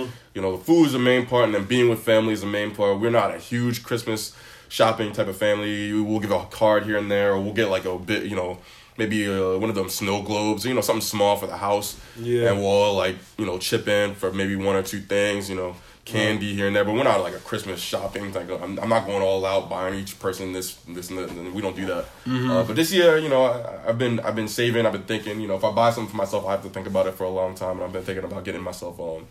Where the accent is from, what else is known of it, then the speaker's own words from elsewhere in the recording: Baltimore, Maryland, United States; I'm from Baltimore